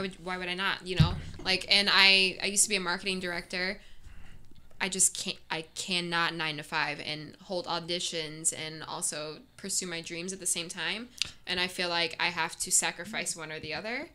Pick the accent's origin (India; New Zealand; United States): United States; South County, Missouri; I grew up in South County